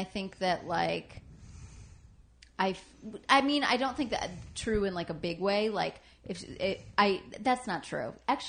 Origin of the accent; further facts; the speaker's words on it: Michigan, United States; Just outside Detroit, Michigan.